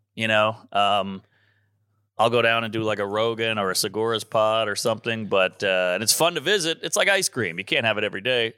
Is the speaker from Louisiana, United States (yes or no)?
yes; New Orleans, Louisiana, United States; moved away as an adult; also born or lived in Baton Rouge; now in New York, United States; New Orleans